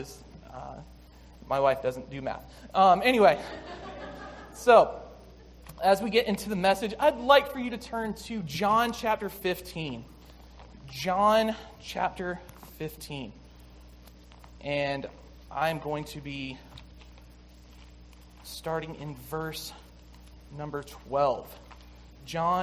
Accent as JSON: {"language": "English", "town": "Six Mile", "region": "South Carolina", "country": "United States", "tie": "born or raised there", "moved": "yes", "said": "I grew up in South Carolina, like I said, in a small town of 6 Mile"}